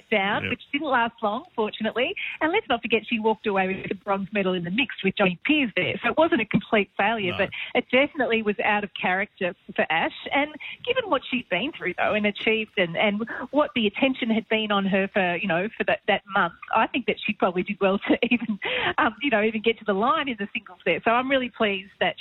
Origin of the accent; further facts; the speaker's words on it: Australia; being Australian